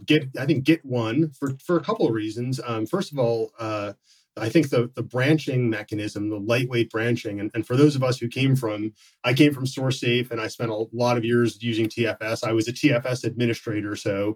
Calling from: Issaquah, Washington, United States; I'm calling in from just outside Seattle in Issaquah, Washington.

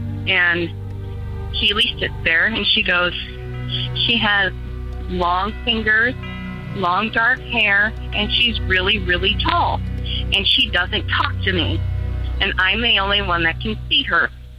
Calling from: Seattle, Washington, United States; I'm from Seattle, Washington

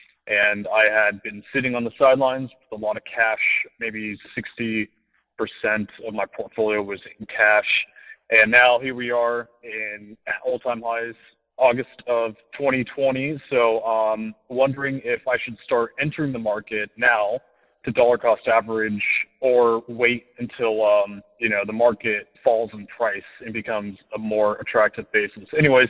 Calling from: Los Angeles, California, United States; I'm a caller from Los Angeles.

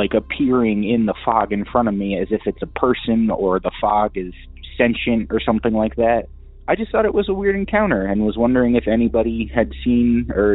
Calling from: Cheshire, Connecticut, United States; I'm calling from Cheshire, Connecticut.

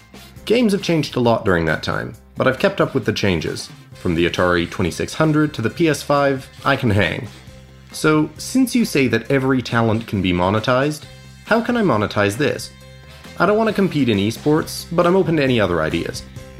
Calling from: Edmonton, Alberta, Canada; I'm calling in from Edmonton.

